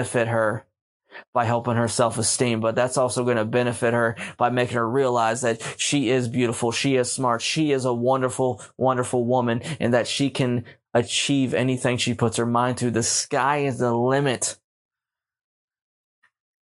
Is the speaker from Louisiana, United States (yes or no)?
no; Pittsburgh, Pennsylvania, United States; moved away as an adult; also born or lived in Baltimore, Maryland; I grew up in Baltimore City before I moved in Pittsburgh, but I consider Pittsburgh my home.